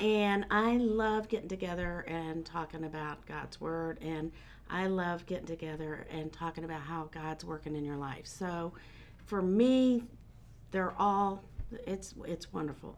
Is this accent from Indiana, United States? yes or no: yes; Muncie, Indiana, United States; moved away as an adult; now in North Carolina, United States; I am from Indiana. Have been in North Carolina since 2006